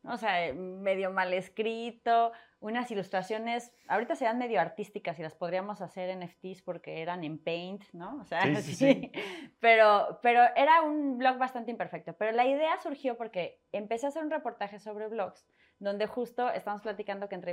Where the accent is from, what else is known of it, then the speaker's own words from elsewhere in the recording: Mexico City, Mexico; also born or lived in Torreón / France; Nací en Ciudad de México, me fui a Torreón, Coahuila, regresamos, viví un mes en Colombia, viví un mes, bueno, viví un año y medio en Francia, me regresé